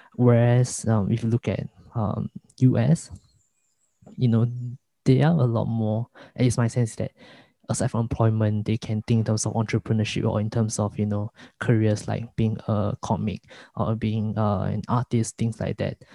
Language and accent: English; Singapore; as a Singaporean, the the media that I consume is mostly from US